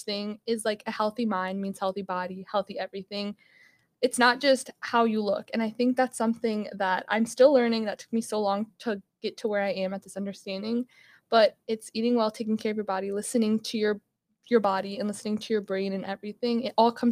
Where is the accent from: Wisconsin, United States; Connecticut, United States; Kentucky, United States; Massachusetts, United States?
Wisconsin, United States; Milwaukee; I'm from Wisconsin, like the Milwaukee area.